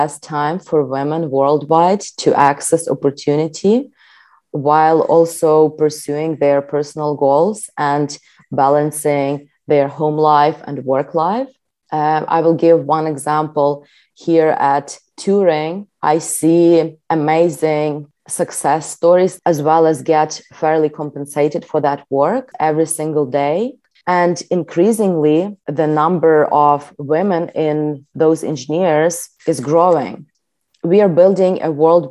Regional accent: Ukraine; Growing up in Ukraine and starting my career in tech

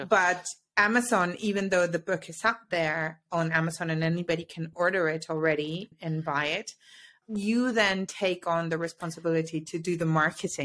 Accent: Mexico; moved away as an adult; also born or lived in United Kingdom / Paris / Amsterdam; now in Switzerland; I'm originally from Mexico. I now live in Switzerland, and I always say via the UK

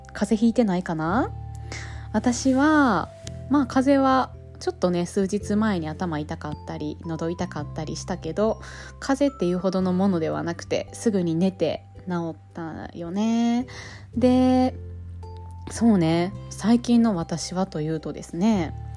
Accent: Japan; also born or lived in France; 日本で生まれ育ってきてる

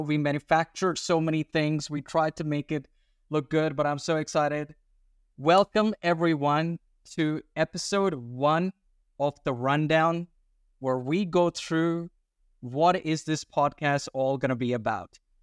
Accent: Australia; accent: weird accent; also born or lived in India / Sydney, Australia; I'm an Indian Australian, by the way. That's why the weird accent, but with an Indian ethnic outlook

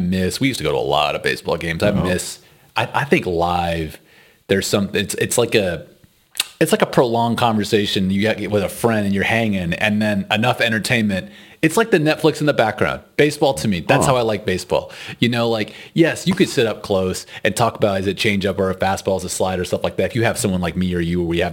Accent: Texas, United States; moved away as an adult; now in Netherlands; we're from Texas

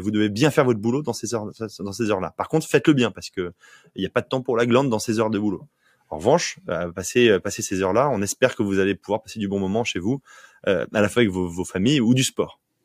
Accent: Provence-Alpes-Côte d'Azur, France; also born or lived in Paris; now in Nantes, France; je suis provençal, je suis né en Provence

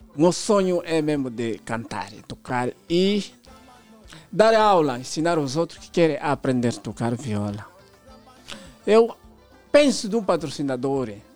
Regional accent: Huíla, Angola; eu sou da Willa

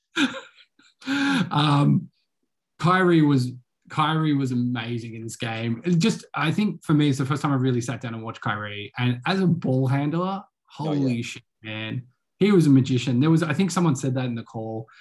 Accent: Australia; as an Australian

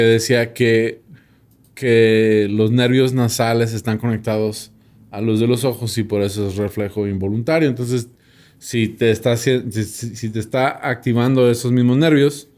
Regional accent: United States; soy gringo

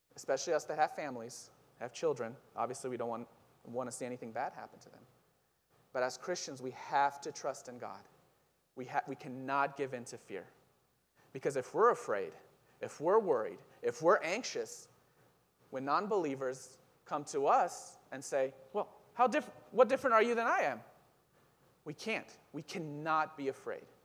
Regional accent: Israel; moved away; I'm originally from Israel

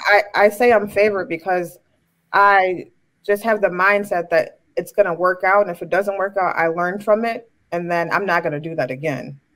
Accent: Chicago, Illinois, United States; I'm from Chicago

